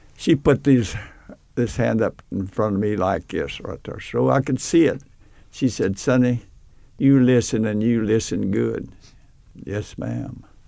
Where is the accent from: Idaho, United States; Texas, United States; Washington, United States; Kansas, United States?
Texas, United States; Odessa; my hometown of Odessa